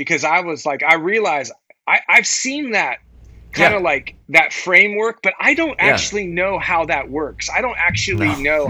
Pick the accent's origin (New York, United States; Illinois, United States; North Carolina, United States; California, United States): California, United States; Santa Cruz; I'm from Northern California. Yeah, I'm from Santa Cruz.